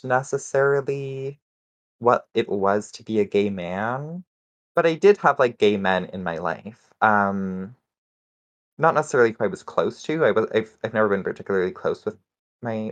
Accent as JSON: {"language": "English", "region": "Saskatchewan", "country": "Canada", "tie": "born or raised there", "said": "I grew up in Saskatchewan, which is, for those not in the know, it's one of the Canadian prairie provinces"}